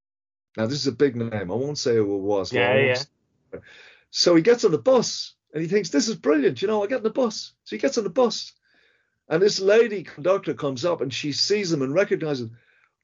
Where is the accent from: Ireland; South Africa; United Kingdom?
Ireland; the reason I didn't make an album about Ireland before was because I didn't want to be pigeonholed as an Irish musician